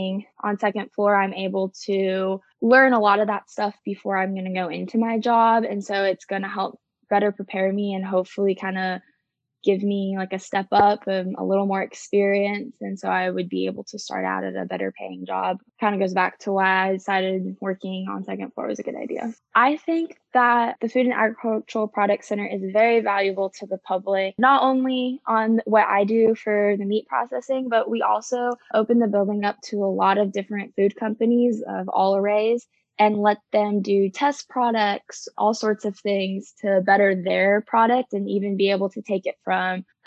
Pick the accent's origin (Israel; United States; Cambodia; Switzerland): United States; Eaton, Colorado; moved away as an adult; now in Stillwater, United States; I am originally from Eaton, Colorado